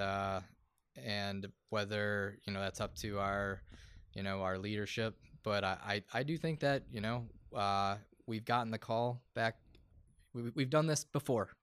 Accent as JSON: {"language": "English", "town": "Buffalo", "region": "New York", "country": "United States", "said": "I'm, I'm from Buffalo"}